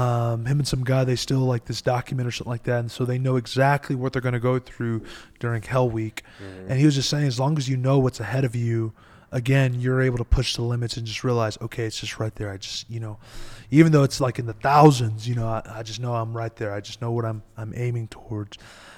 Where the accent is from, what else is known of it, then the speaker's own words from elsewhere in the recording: Eloy, Arizona, United States; I come from Eloy, Arizona, right? And so we get literally the newspapers listed us as the second worst city to live at in Arizona.